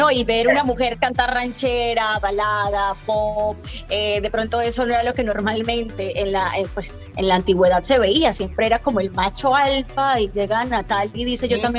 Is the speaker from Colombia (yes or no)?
yes; Colombia; yo soy colombiana y la gente dice, bueno, ¿y cuándo es que se va a mudar ella para Colombia si le gusta tanto?